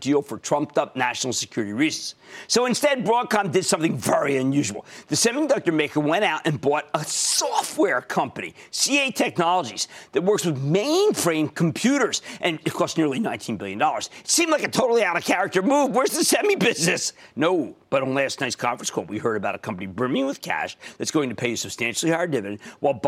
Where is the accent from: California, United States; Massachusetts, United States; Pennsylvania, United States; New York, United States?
Pennsylvania, United States; I'm from Pennsylvania